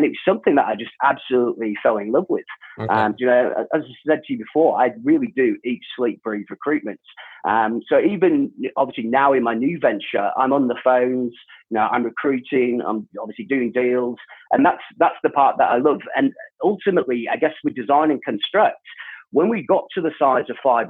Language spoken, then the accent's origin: English; England, United Kingdom; moved away as an adult; also born or lived in Jordan / South Africa; And my background from the UK, obviously I was born in England, moved to Jordan at quite a young age. Again, my dad was in construction, lived in Jordan for about 4.5 years, then back to the UK. Then we moved to South Africa for 4 years, and then back to the UK again.